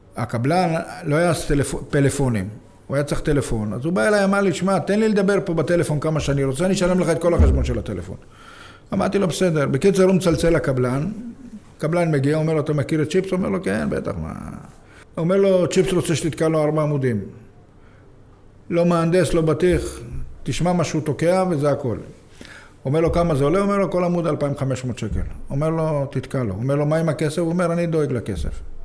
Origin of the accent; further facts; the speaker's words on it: Jaffa, Tel Aviv District, Israel; אני גדלתי ביפו